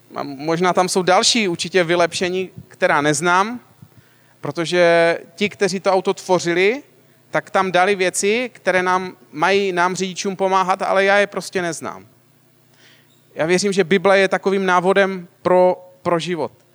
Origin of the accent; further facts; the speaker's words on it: Moravian-Silesian Region, Czechia; já teda pocházím ze Slezska